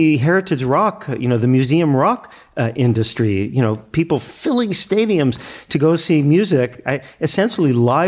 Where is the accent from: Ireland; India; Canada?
Canada; Toronto, Ontario; I grew up in the Dufferin and Glencairn area of Toronto.